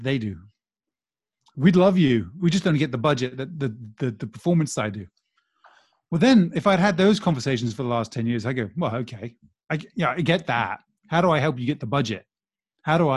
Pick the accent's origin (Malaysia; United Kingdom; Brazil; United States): Brazil; moved away; I grew up in Brazil